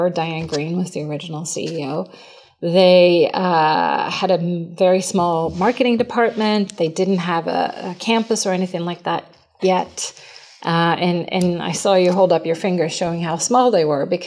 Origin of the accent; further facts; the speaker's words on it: Sweden; moved away; you know, I came from Sweden, I started working in the US.